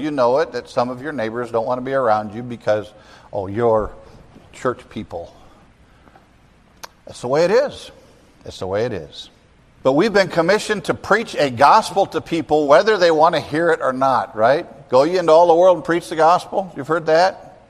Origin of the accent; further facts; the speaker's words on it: United States; We as American Christians have it so easy.